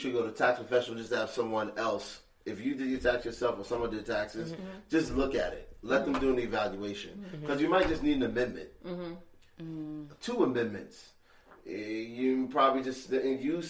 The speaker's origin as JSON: {"language": "English", "town": "New York City", "region": "New York", "country": "United States", "tie": "born or raised there", "said": "I'm originally from Bed-Stuy"}